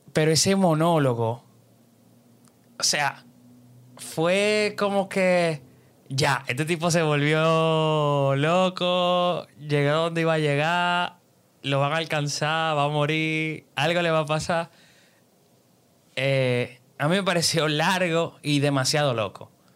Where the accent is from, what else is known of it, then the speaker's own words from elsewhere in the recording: Dominican Republic; nosotros somos dominicanos